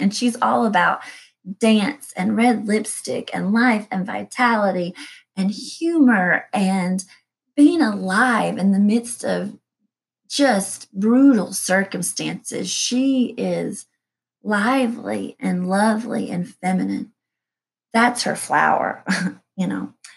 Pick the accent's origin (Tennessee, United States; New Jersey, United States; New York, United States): Tennessee, United States; East; I was raised in the Baptist church and I went to a small Christian school in East Tennessee